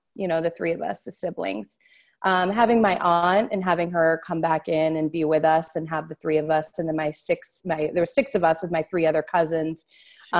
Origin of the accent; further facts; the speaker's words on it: Newburyport, Massachusetts, United States; moved away; also born or lived in Amesbury, Massachusetts; I was born in Newburyport, Massachusetts